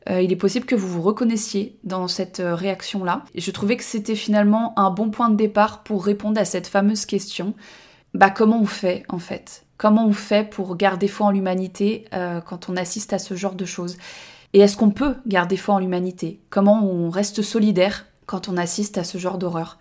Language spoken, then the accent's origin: French; Annecy, Auvergne-Rhône-Alpes, France; moved away as an adult; now in Tarn, France; moi je, je vis dans le Tarn depuis trois ans, mais j'ai grandi à Annecy